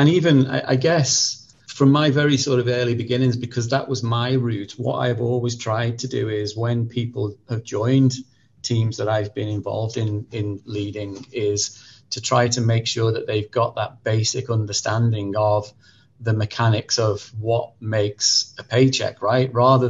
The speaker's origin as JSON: {"language": "English", "region": "North West England", "country": "United Kingdom", "accent": "Merseyside", "said": "So, you know, north, south, and originally I'm from Merseyside. And so I've tended to sort of squash my accent a little bit from a very early age."}